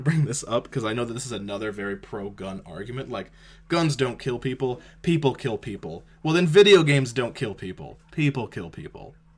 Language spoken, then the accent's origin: English; Canada